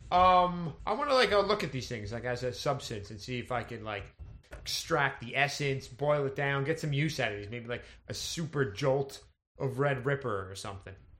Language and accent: English; Connecticut, United States; I grew up in Connecticut